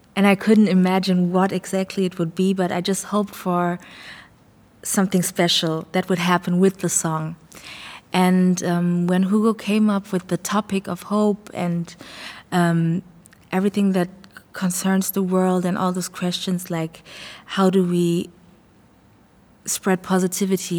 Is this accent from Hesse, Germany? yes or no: yes; Frankfurt, Hesse, Germany; also born or lived in Ghana; I grew up in Frankfurt, but I'm, I was born in Ghana.